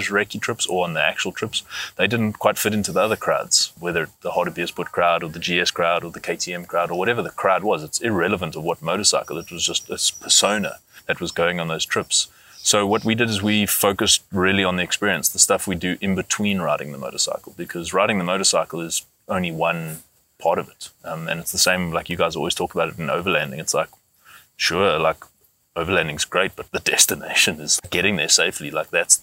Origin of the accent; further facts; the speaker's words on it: Johannesburg, Gauteng, South Africa; we grew up in Johannesburg and we live here